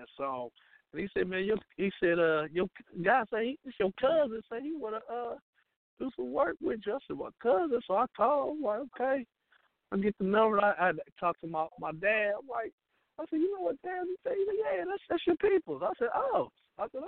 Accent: Dayton, Ohio, United States; moved away as an adult; also born or lived in Georgia; I'm from Dayton, Ohio.

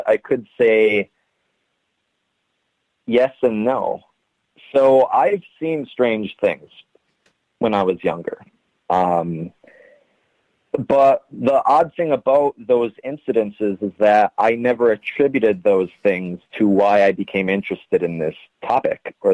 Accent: Ironwood, Michigan, United States; it was a very small northern Michigan town. I'm actually from Ironwood, Michigan, a town of maybe, it's less than 5,000 people.

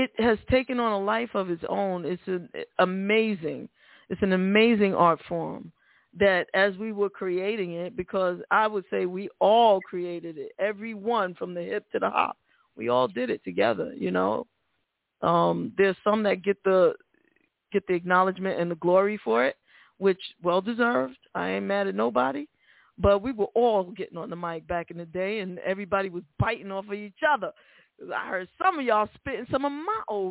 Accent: New York City, New York, United States; moved away; I'm from the Bronx originally, and that's the home of rap, of hip-hop

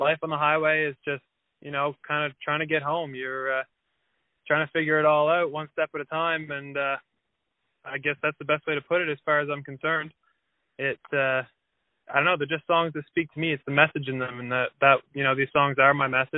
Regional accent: Wolfville, Nova Scotia, Canada; also born or lived in Halifax, Nova Scotia; So I'm from Halifax, Nova Scotia. And really from Wolfville, Nova Scotia.

